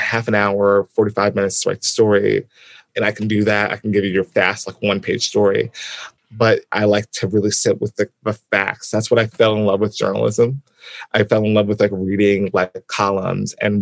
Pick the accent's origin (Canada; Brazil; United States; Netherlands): United States; Albany, New York; I'm from Albany, New York, and it's a college town